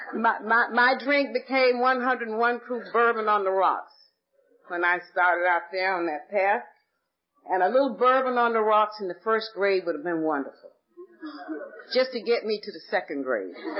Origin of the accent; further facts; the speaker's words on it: Atlanta, Georgia, United States; I was born and raised in Atlanta, Georgia